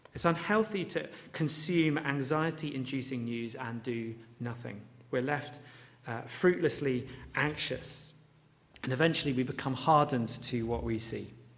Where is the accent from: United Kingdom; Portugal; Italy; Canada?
United Kingdom; Luton, East of England; seeing, um, you know, my hometown laid out before me.